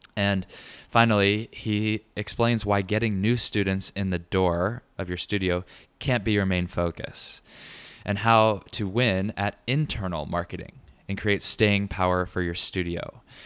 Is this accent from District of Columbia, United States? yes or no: no; Richmond, Virginia, United States; moved away; also born or lived in Brooklyn, New York; I'll be in Richmond, Virginia, my hometown